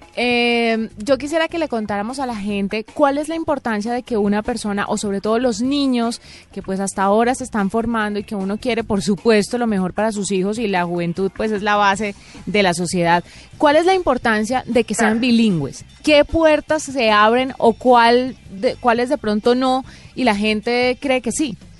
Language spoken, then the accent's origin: Spanish; Colombia; los que somos colombianos, español, inglés